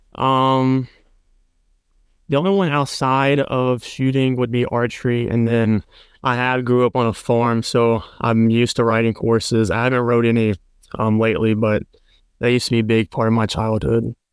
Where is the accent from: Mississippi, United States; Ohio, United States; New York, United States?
Mississippi, United States; Perkinston; I'm from Mississippi. It's near the coast in a town called Perkinston.